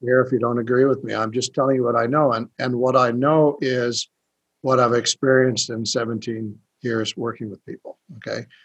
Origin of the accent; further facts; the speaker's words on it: United States; I'm a shaman from America